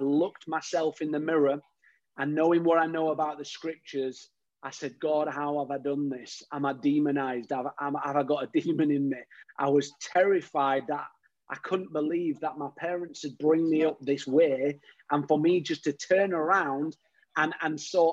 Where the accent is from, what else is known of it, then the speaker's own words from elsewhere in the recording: Yorkshire and the Humber, United Kingdom; growing up in Yorkshire, you had to have a bit of toughness about you